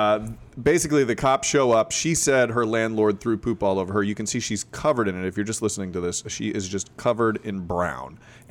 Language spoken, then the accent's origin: English; Florida, United States; Florida guy.